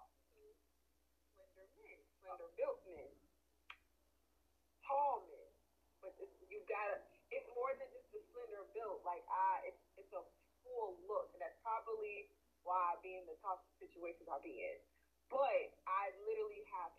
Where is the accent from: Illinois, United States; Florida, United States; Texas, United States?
Florida, United States; Miami; I'm from Miami.